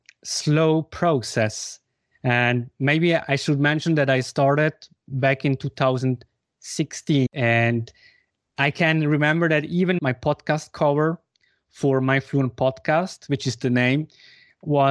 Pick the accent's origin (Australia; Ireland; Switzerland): Switzerland; German-speaking Switzerland; first language Spanish and Swiss German; English is a second language; I come from Switzerland, from the German-speaking part of Switzerland. And I grew up bilingually, Spanish, because my father comes from Argentina, and Swiss-German, because my mother comes from Switzerland.